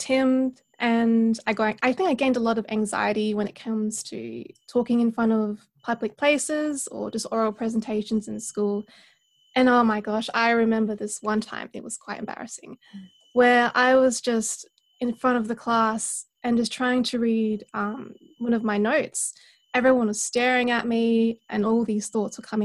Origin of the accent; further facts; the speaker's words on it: South Australia, Australia; born and raised in South Australia in a small town just about an hour away from Adelaide